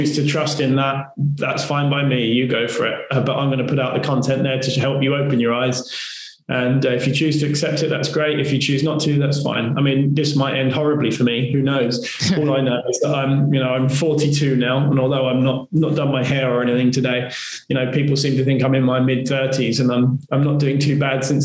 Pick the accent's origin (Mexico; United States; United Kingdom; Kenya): United Kingdom; we're British